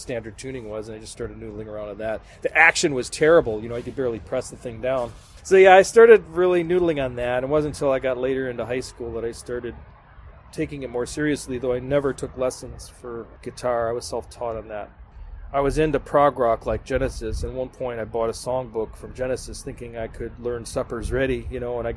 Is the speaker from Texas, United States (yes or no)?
no; Berlin, Wisconsin, United States; I grew up in Berlin, Wisconsin, spelled like Berlin, Germany, but pronounced Berlin. Small town, pretty much smack dab in the middle of the state.